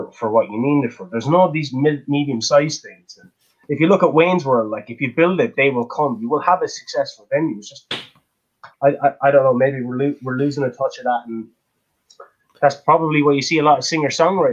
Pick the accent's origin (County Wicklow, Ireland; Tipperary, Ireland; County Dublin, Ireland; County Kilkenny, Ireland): County Kilkenny, Ireland; Kilkenny; we're from Kilkenny.